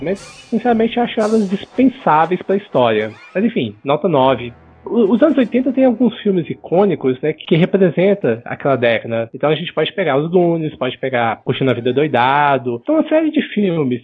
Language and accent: Portuguese; Belo Horizonte, Minas Gerais, Brazil; now in São Paulo, Brazil; eu sou de Belo Horizonte, hoje eu moro em São Paulo